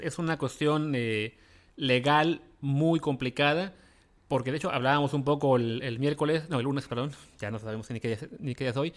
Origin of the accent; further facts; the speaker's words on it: Veracruz, Mexico; nací en Veracruz